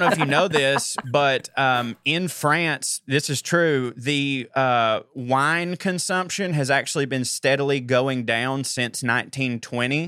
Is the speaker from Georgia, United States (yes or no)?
yes; Georgia, United States; I'm from Georgia